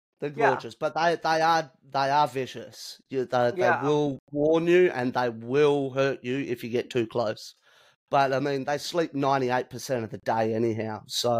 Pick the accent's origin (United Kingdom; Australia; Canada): Australia; born or raised there